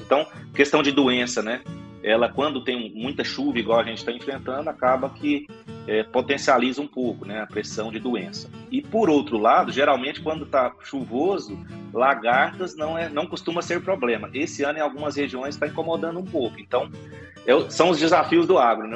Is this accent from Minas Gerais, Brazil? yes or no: no; Rio Verde, Goiás, Brazil; moved away as an adult; now in Goiânia, Brazil; eu acabei me, acabei me mudando aí para Goiânia, né, mas eu sou natural aqui de Rio Verde